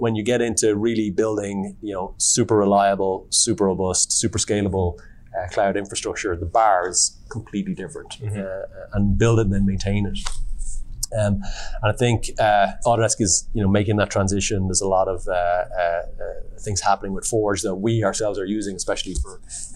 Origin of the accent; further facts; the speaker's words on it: Ireland; I'm from Ireland